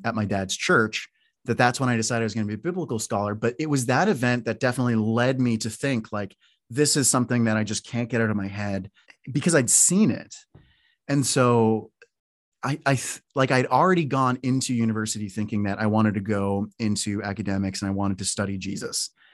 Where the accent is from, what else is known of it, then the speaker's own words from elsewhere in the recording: Canada; moved away as an adult; also born or lived in Toronto / Newfoundland / Oslo; now in United States; I was from Canada because I had this accent and all